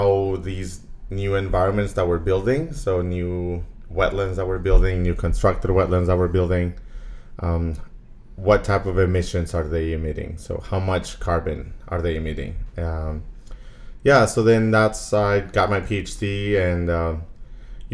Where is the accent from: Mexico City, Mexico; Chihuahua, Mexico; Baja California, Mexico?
Chihuahua, Mexico; Ciudad Juárez; moved away as an adult; also born or lived in El Paso, Texas / Seattle / Phoenix; I'm originally from Juarez, Mexico, which is right on the border with El Paso, Texas